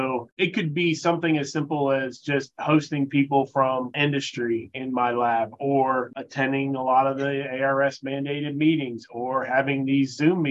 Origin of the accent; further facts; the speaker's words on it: Florida, United States; moved away as an adult; I'm originally from Florida, a native